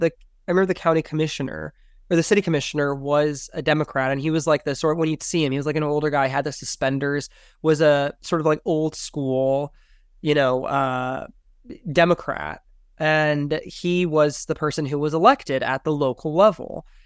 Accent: Salt Lake City, Utah, United States; also born or lived in Miami; growing up in Salt Lake City, there is the Founders Day parade. Growing up in Miami, we didn't have parades.

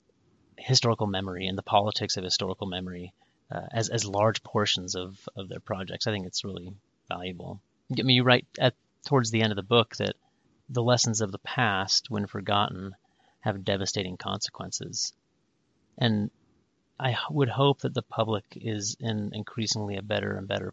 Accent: Pacific Northwest, United States; I grew up in the Pacific Northwest

